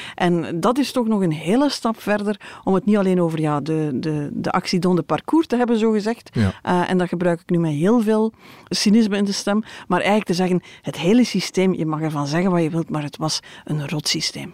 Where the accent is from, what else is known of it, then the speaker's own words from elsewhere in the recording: Belgium; wij als Belgen